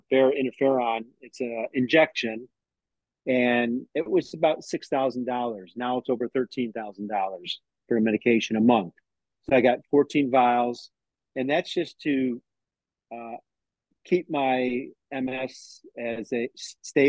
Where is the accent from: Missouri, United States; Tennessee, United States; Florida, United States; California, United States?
Florida, United States; Tampa; I'm from Tampa, Florida.